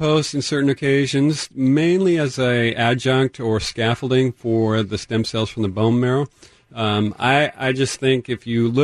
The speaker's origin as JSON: {"language": "English", "town": "Tacoma", "region": "Washington", "country": "United States", "tie": "born or raised there", "said": "I grew up on Vassault Street, up not too far from Point Defiance, so good to hear another Tacoma person"}